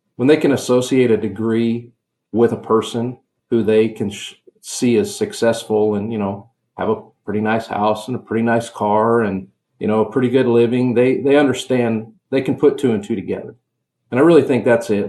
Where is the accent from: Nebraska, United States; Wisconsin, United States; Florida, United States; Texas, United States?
Nebraska, United States; Western; I grew up in Western Nebraska in farming community